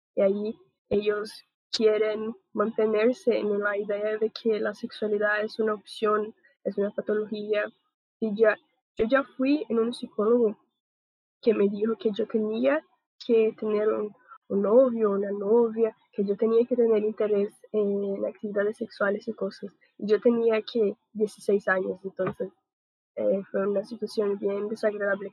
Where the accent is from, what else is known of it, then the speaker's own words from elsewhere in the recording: Brazil; Spanish is a second language; tengo 21 años y soy de Brasil